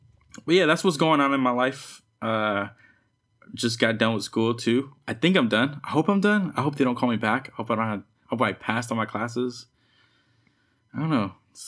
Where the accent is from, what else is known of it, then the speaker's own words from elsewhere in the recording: the Bay Area, California, United States; I'm from the Bay, you know, and like I grew up listening to like the … and shit and like pre hyphy and hyphy and stuff.